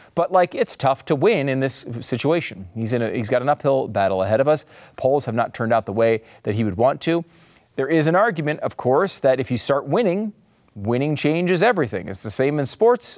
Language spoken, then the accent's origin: English; Northeast, United States; moved away as an adult; now in Texas, United States; I grew up in the Northeast